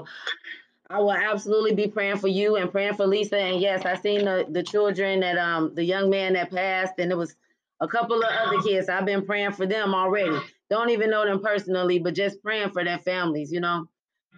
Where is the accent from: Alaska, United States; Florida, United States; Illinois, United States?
Illinois, United States; Chicago; I'm from Chicago like you